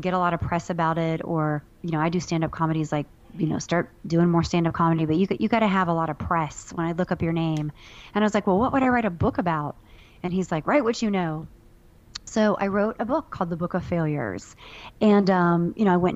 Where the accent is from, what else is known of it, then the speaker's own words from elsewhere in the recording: Ohio, United States; moved away; I'm from a bordering state. I'm from Ohio